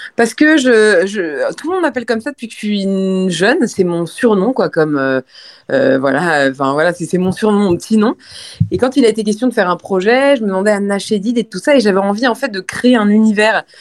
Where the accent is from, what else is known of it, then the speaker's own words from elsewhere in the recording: France; Je suis française